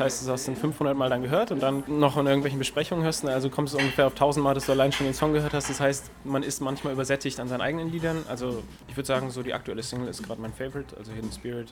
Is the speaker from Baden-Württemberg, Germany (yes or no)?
no; Erfurt, Thuringia, Germany; moved away as an adult; also born or lived in Frankfurt-Höchst, Germany / Mainz, Germany; now in Frankfurt, Germany; bin dann aber groß geworden in Erfurt, also drüben im Osten